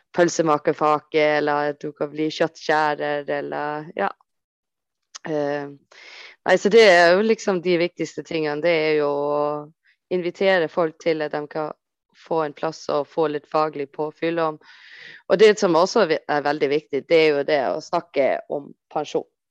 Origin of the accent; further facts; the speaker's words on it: Copenhagen, Capital Region of Denmark, Denmark; jeg kommer fra Ammar, uh, eh, som er et område i København.